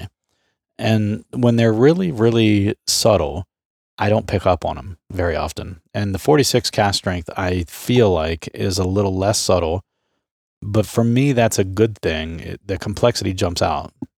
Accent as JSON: {"language": "English", "region": "Southeastern Ohio", "country": "United States", "tie": "born or raised there", "said": "I grew up in Southeastern Ohio"}